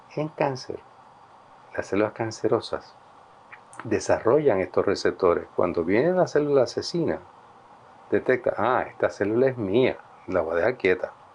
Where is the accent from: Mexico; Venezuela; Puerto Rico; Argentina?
Puerto Rico; un buen amigo mío, que se nos criamos juntos, eh, en Flower Park, en Atorrey.